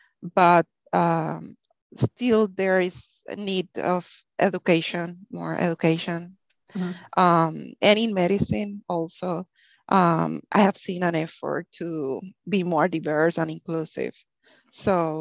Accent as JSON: {"language": "English", "country": "Puerto Rico", "tie": "born or raised there", "second_language": "English", "moved": "as an adult", "lives_now": "Texas, United States", "said": "I grew up in Puerto Rico"}